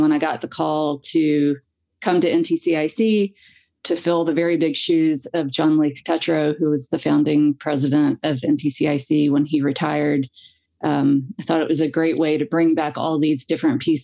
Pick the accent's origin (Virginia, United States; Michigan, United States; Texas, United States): Virginia, United States; Abingdon; moved away as an adult; also born or lived in Durham, North Carolina; I grew up on Main Street in Abingdon, Virginia, a small town on the Virginia-Tennessee line, and lived in downtown Abingdon